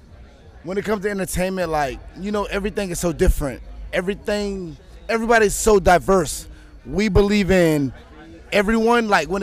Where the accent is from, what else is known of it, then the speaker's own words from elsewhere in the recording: West Palm Beach, Florida, United States; I'm from West Palm Beach.